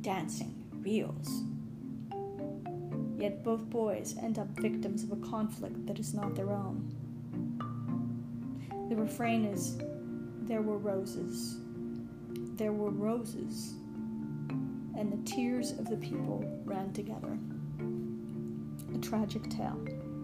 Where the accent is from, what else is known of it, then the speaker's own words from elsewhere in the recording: Pittsburgh, Pennsylvania, United States; I grew up in suburban Pittsburgh